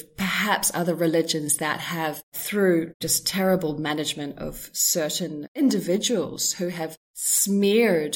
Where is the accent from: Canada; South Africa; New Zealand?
New Zealand; I was brought up in New Zealand, and that was kind of my foundational years